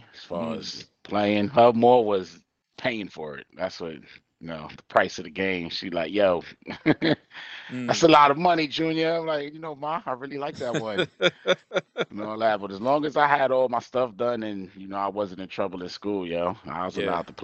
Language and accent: English; New York City, New York, United States; Born and raised Brooklyn, New York